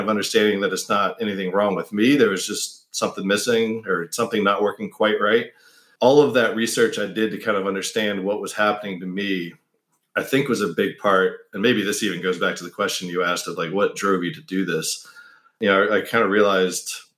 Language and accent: English; United States; I was the only American in the family